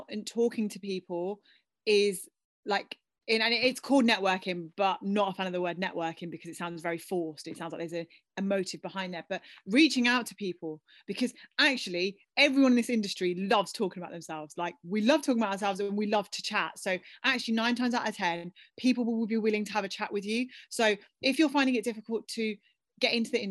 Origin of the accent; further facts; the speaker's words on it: Birmingham, West Midlands, United Kingdom; my Brum people